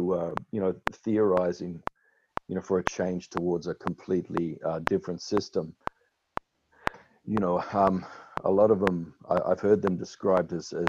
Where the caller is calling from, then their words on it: Melbourne, Victoria, Australia; I'm speaking from Boonwurrung country here in Melbourne.